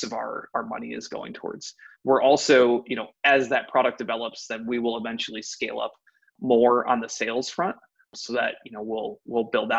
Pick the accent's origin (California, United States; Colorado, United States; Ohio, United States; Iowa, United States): Ohio, United States; I'm actually born and raised in Ohio, went to Ohio State